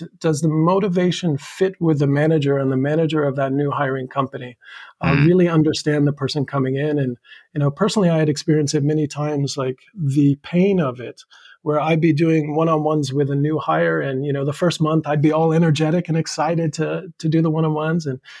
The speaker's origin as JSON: {"language": "English", "country": "Saudi Arabia", "tie": "born or raised there", "also_born_or_lived": "New York, United States", "lives_now": "Japan", "said": "So I'm still American by passport and by nationality, originally from the U.S., upstate New York. But I grew up in Saudi Arabia for many years, high school, Boston College, Texas."}